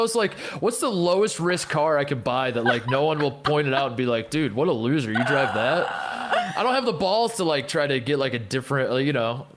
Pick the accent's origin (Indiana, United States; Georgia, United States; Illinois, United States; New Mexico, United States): Indiana, United States; I'm from Indiana